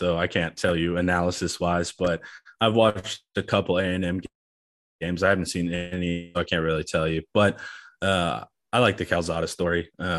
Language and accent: English; North Texas, United States; culturally, I'm a Cowboys fan just by growing up in North Texas.